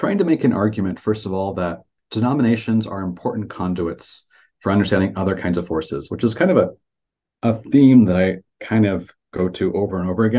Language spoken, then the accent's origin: English; Independence, Missouri, United States; now in East Hampton, United States; I grew up in Independence, Missouri. If folks know what the Restoration Branches movement is and was, I basically grew up in that. So I was baptized at age 8 in an RLDS branch.